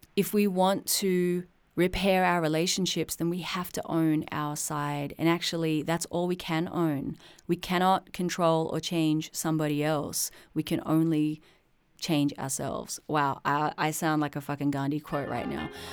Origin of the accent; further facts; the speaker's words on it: Sydney, New South Wales, Australia; I was born in Sydney, Australia in nineteen eighty-three